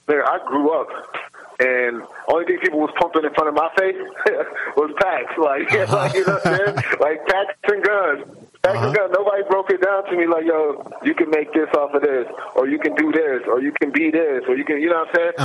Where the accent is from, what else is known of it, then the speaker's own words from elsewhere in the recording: Buffalo, New York, United States; I grew up in Buffalo, you know what I mean, Buffalo, New York